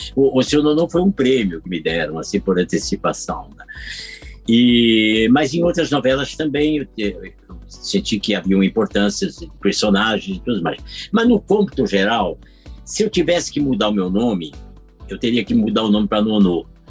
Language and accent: Portuguese; Curitiba, Paraná, Brazil; moved away; quando eu tinha 10 anos, eu ainda morava em Curitiba, que eu sou curitibano